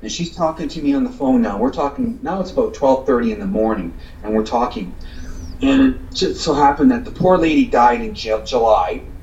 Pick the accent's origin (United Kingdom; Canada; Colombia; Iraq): Canada; hometown bordering Michigan, Ontario; my hometown, which borders Michigan